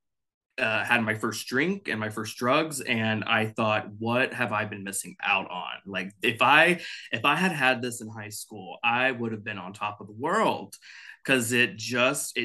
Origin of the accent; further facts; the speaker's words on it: Dallas, Texas, United States; now in Los Angeles, United States; I'm originally from Texas, Dallas specifically, but I live in Los Angeles now.